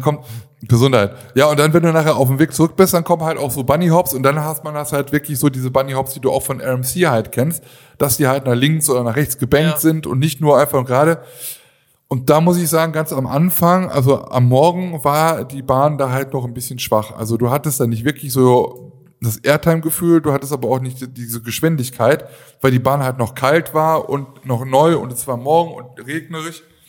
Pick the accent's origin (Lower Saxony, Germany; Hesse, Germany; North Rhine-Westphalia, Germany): North Rhine-Westphalia, Germany; Aachen; Ich komme ja aus Aachen